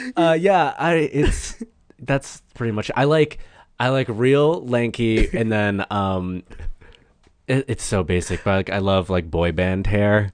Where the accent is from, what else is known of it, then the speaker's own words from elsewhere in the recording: Massachusetts, United States; moved away as an adult; now in Los Angeles, United States; I'm from, like, a small town, like, forty-five minutes north of Boston